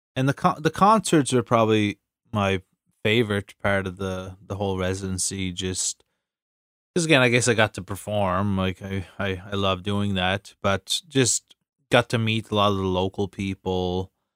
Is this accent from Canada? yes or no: yes; East Coast Canada, Canada; Canadians and maybe especially East Coast Canadians, 'cause we're kind of over the top